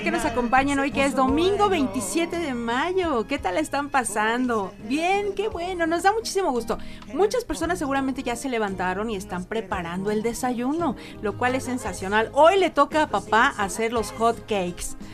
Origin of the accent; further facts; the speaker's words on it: Mexico; en el interior de nuestra República Mexicana